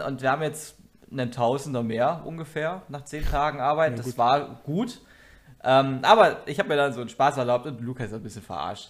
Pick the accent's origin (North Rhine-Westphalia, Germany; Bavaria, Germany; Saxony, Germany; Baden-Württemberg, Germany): Bavaria, Germany; moved away; also born or lived in central/western Germany; unten bei uns in Bayern